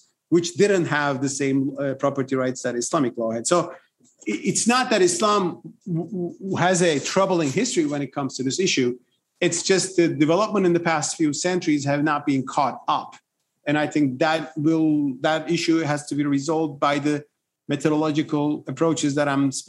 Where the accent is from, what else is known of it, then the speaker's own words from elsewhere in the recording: Turkey; In my home country, Turkey